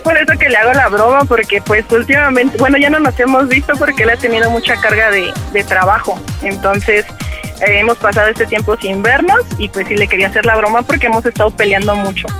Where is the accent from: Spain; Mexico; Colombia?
Mexico; Mexico City; soy de la Ciudad de México, en la Gustavo Madero